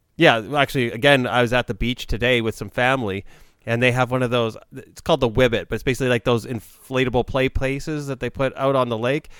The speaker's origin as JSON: {"language": "English", "country": "Canada", "said": "as a Canadian"}